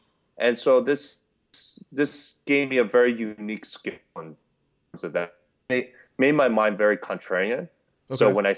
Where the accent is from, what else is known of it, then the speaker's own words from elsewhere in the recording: New York City, New York, United States; I would say definitely a New Yorker at heart. I was raised in Queens, New York. Grew up in the hood out there.